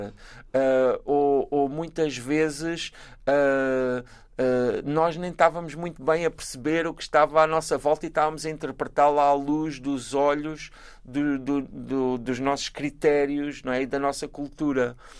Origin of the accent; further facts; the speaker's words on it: Galveias, Alentejo, Portugal; moved away; also born or lived in Praia, Cape Verde; eu sei sempre que sou das Galveias